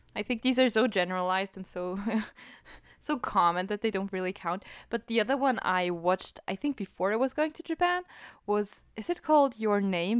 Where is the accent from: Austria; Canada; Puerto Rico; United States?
Austria; I'm from Austria